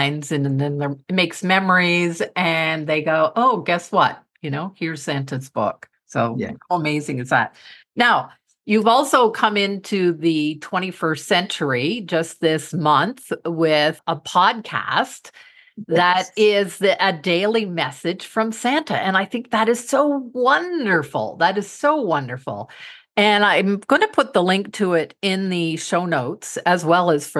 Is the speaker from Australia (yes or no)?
no; Canada; I am from Canada